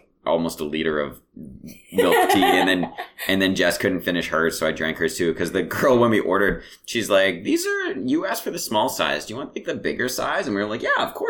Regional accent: Canada; they're like, oh, where are you from? And yeah. You're like, I'm from Canada.

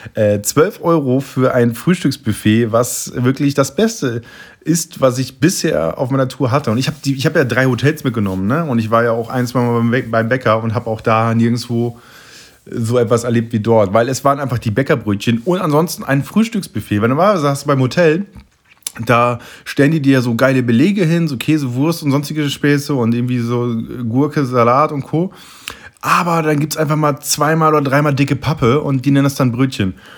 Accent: East Frisia, Lower Saxony, Germany; aus Ostfriesland, aus meiner Heimat

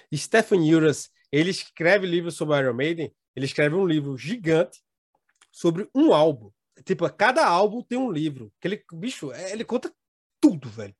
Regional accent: Recife, Pernambuco, Brazil; vai para minha terrinha, rapaz vai para Meterria, vai para Recife

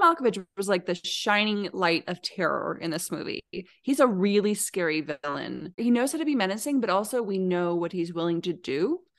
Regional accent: Alaska, United States; now in Oregon, United States; I grew up in Alaska

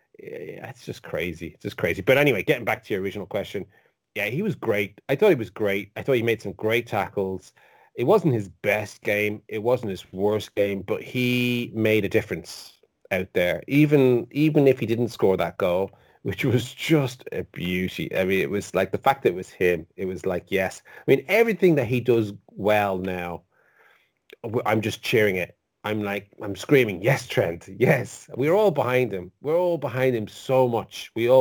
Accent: Ireland; And as an Irish guy, you know, I've spent a lifetime just watching England in bemusement

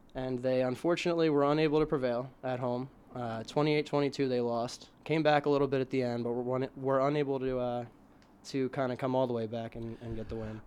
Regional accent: New Jersey, United States; moved away as an adult; now in Philadelphia, United States; I'm from South Jersey

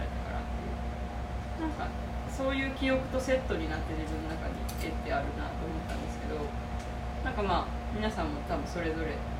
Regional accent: Okayama, Japan; 私中学生の頃だったかなあの岡山の地元の岡山県立美術館に

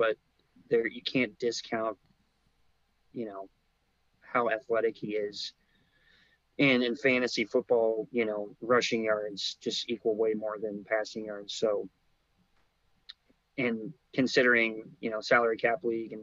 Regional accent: Kansas City, Missouri, United States; also born or lived in New Hampshire; I've been living in Kansas City since I was five.

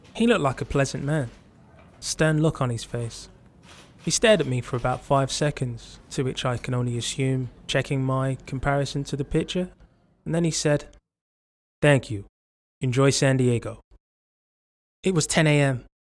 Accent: Birmingham, West Midlands, United Kingdom; I'm from England. Um, Birmingham

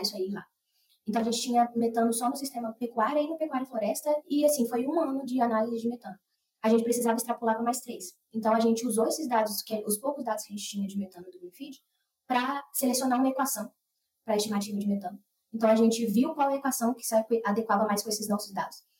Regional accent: Rondonópolis, Mato Grosso, Brazil; moved away as an adult; also born or lived in Cuiabá; now in Piracicaba, Brazil; Eu sou nascida e criada em Rondonópolis, no Mato Grosso

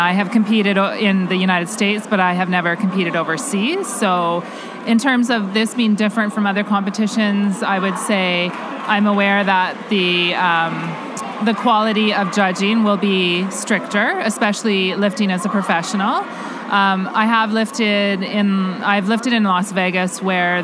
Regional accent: Canada; as a Canadian kettlebell lifter

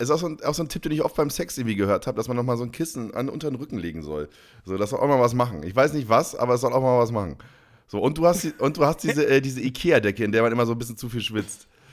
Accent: Northern Germany, Germany; now in Bavaria, Germany; als Norddeutscher

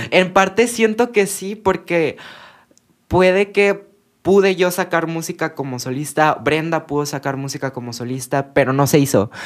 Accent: Mexico; por nosotras ser de México

